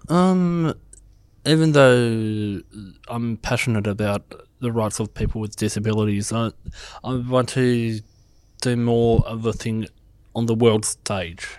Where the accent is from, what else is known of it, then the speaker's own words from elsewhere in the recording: Bega, New South Wales, Australia; also born or lived in Canberra, Australian Capital Territory; now in Merimbula, Australia; I actually grew up in Bega, but I was brought up in Canberra